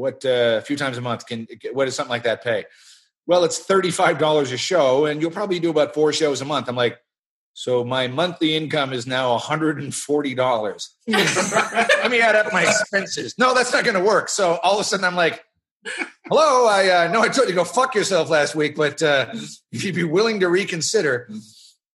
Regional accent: Canada; I'm Canadian

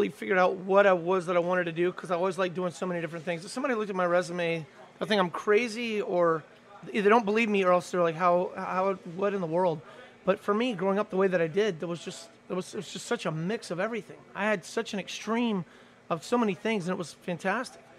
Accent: Belgium; now in New Orleans, United States; Well, I grew and, up in, uh, growing up in Belgium. This to me

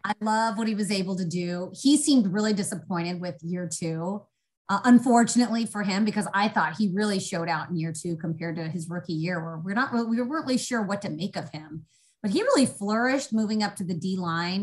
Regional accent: Indianapolis, Indiana, United States; I grew up in Indianapolis

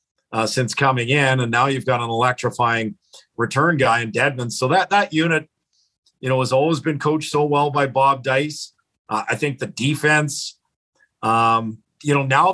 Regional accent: Edmonton, Alberta, Canada; I grew up in Edmonton

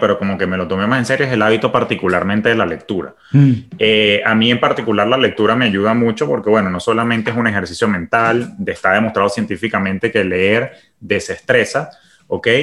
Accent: Venezuela; moved away as an adult; also born or lived in Caracas, Venezuela / New York, United States; now in Miami, United States; siendo Venezuela mi país de origen, pues yo llegué aquí sin conocer a nadie

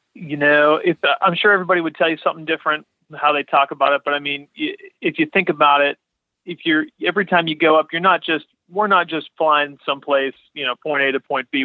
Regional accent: Latrobe, Pennsylvania, United States; I'm from near Pittsburgh, so a little town called Lake Trib

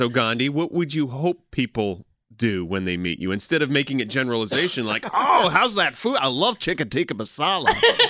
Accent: Pennsylvania, United States; I say I'm from Pennsylvania.

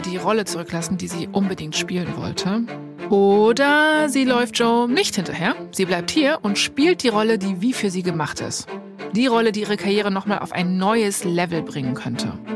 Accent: Berlin, Germany; ich komme ja aus Berlin, also ähm, ich bin in dem Sinne eigentlich ein Dorfkind

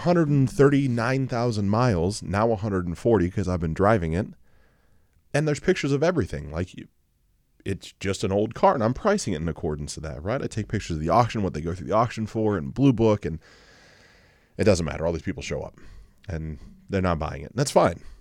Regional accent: Mansfield, United States; Mansfield, my hometown

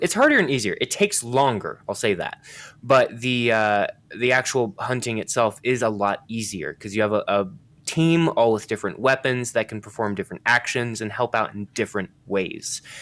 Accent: United States

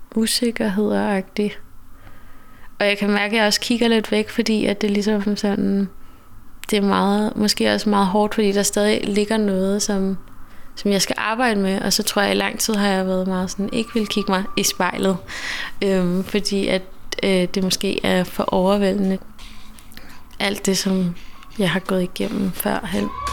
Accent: Denmark; jeg er vokset op i Danmark

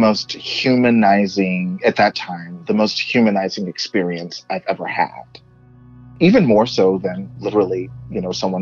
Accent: Texas, United States; moved away; where I grew up in Texas

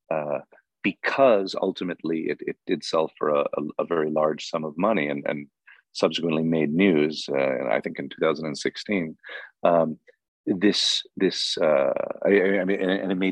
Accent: Hollywood, California, United States; But I was in Hollywood, and the autochthonous, the native species, are famous, you know, celebrities

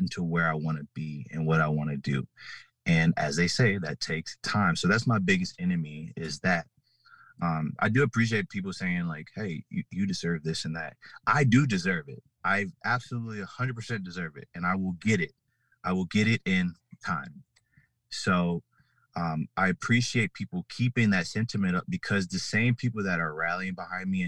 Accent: New Orleans, Louisiana, United States; growing up in New Orleans

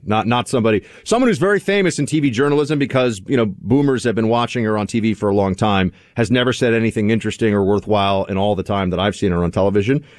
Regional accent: New York, United States; as a New Yorker

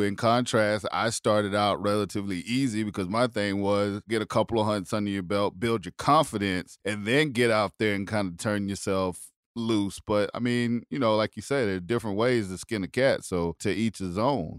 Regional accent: South Carolina, United States; where I grew up in South Carolina

